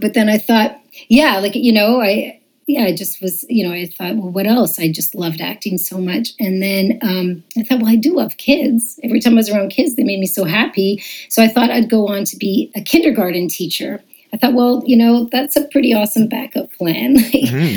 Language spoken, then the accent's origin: English; Montreal, Quebec, Canada; moved away as an adult; now in Toronto, Canada; I was raised in Montreal